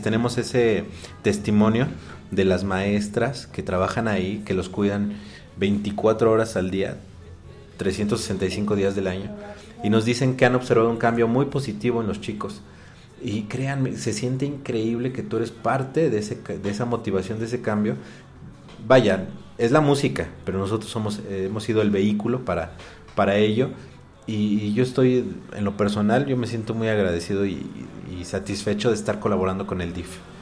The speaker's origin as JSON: {"language": "Spanish", "country": "Mexico", "said": "Son cosas que nos identifican como mexicanos."}